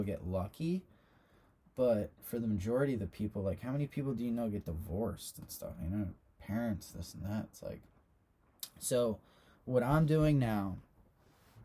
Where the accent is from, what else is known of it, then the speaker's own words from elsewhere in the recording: Long Beach Island, New Jersey, United States; I grew up on Long Beach Island.